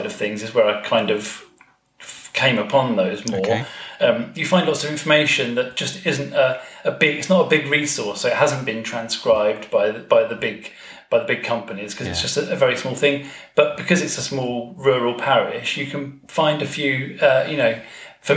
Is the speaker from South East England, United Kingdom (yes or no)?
yes; Hastings, South East England, United Kingdom; now in Kent, United Kingdom; I come from Hastings in East Sussex, but I now live in Kent